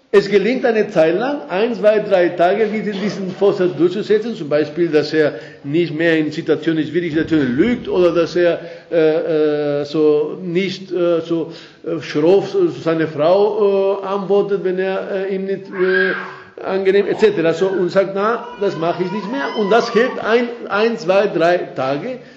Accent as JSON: {"language": "German", "country": "Spain", "accent": "Spanish", "second_language": "German", "moved": "as an adult", "lives_now": "Austria", "said": "dass ich schon 39 Jahre in Österreich bin, habe ich mich also äh, wirklich treu meinen spanischen Akzent beibehalten und, und, und ich bin sehr stolz drauf"}